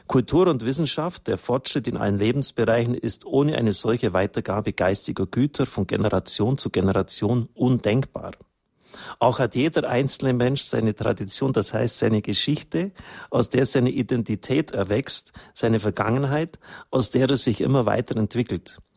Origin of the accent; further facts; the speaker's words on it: England, United Kingdom; born there; ich bin selber gebürtig in England